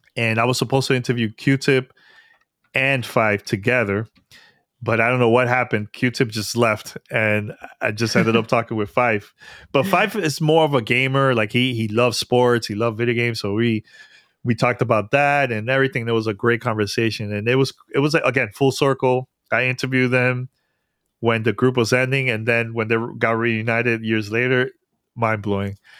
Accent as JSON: {"language": "English", "town": "New York City", "region": "New York", "country": "United States", "tie": "born or raised there", "said": "New York, 'cause that's my hometown. Born and raised in New York."}